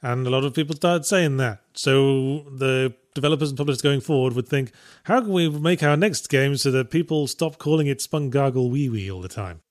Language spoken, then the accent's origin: English; near Birmingham, West Midlands, United Kingdom; accent: slightly posh, mixed regional; also born or lived in North of England; I was raised closer to, closer to Birmingham, which has that very sort of hapless, brummy sort of accent.